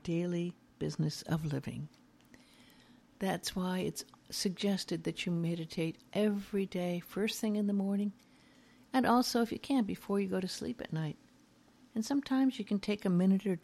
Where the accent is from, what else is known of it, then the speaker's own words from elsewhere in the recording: Beverly Hills, California, United States; I grew up in Beverly Hills, knew many stars